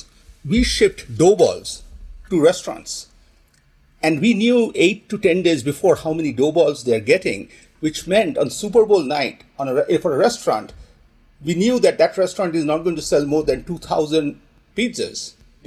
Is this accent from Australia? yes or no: no; India; Yeah, I grew up in India